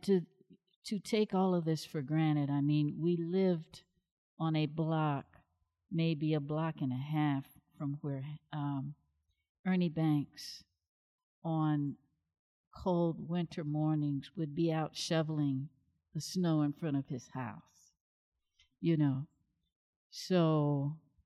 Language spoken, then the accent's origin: English; Chicago, Illinois, United States; I was born and raised in Chicago, Illinois.